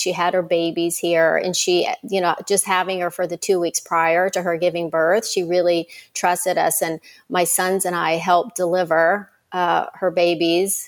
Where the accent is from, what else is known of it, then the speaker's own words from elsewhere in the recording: Myrtle Beach, South Carolina, United States; I grew up in Myrtle Beach, South Carolina